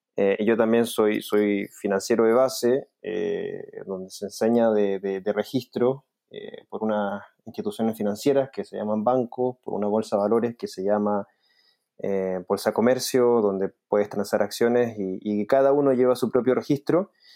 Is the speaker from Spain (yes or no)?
no; Chile; yo como chileno